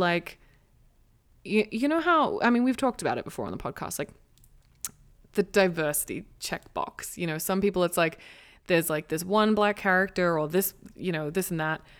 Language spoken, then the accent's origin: English; Australia; now in United States; I'm Australian. I speak English.